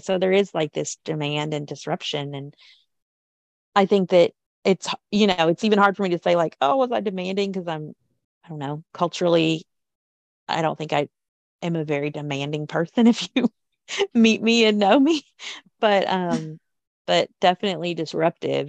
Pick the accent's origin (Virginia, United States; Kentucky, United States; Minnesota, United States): Kentucky, United States; when I was a kid growing up in Kentucky